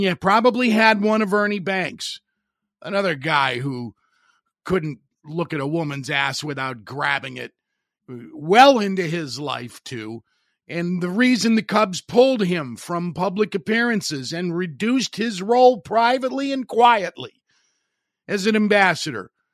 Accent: Highland, Indiana, United States; my hometown of Highland, Indiana

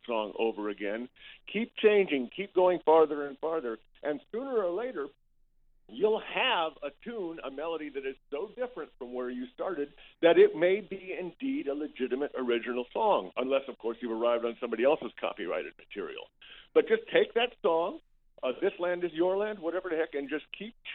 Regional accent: Tallahassee, Florida, United States; I was expelled from Tallahassee Leon High School a long time ago for being a lefty.

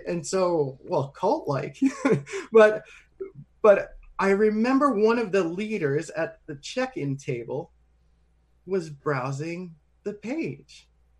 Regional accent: Central New York, United States; And I'm almost 40 now. So most of my life, Spanish has been my first language, which is a novelty for somebody who's from the region of the world that I'm from. Right. From, you know, like the farmlands of Central New York.

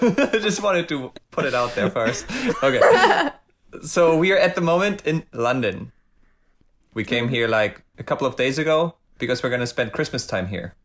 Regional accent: Hamburg, Germany; also born or lived in Los Angeles; I'm from Hamburg, which means I'm a hamburger

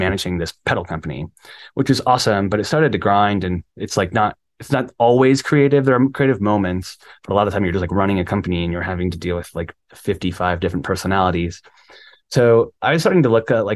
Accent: Cleveland, Ohio, United States; I'm from Cleveland

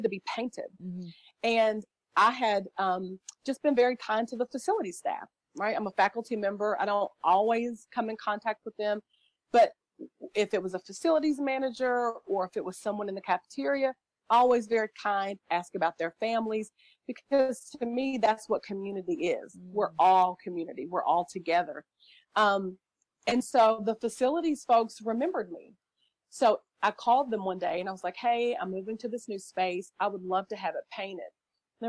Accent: the South, United States; I'm from the South, so our children say yes, ma'am, and no, ma'am

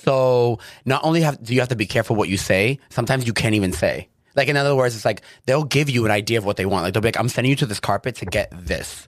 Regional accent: Chelsea, Massachusetts, United States; moved away as an adult; now in Los Angeles, United States; I grew up, I'm from Chelsea

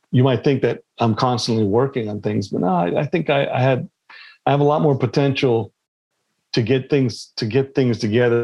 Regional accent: Los Angeles, California, United States; also born or lived in Pakistan; I grew up in California after 4 years old, you know, being in Pakistan

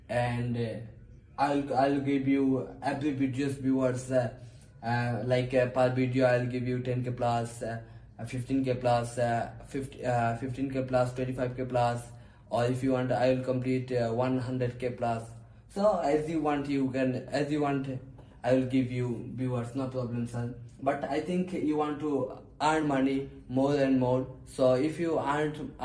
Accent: Bangladesh; English is a second language; I'm from Bangladesh

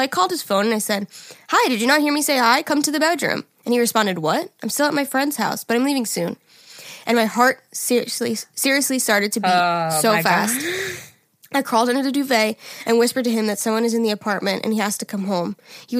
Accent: Sweden; English is a second language; I'd like to apologize if my spelling and grammar are bad. I'm from Sweden, so I usually don't write in English.

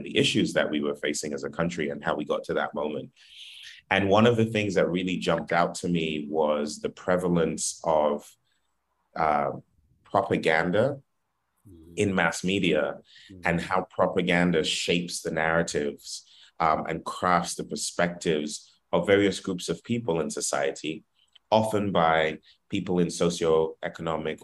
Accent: Trinidad & Tobago; also born or lived in Philadelphia; now in United States; I'm not actually from America. I'm from the Caribbean, but I've been a citizen pretty recently, and I've been a resident

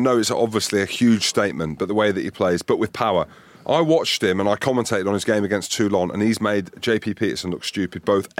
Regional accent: Scotland, United Kingdom; I'm not English, I'm Scottish.

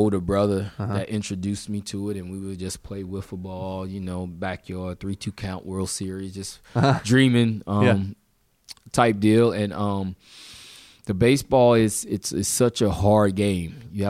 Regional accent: Mobile, Alabama, United States; born there; I was born in Mobile.

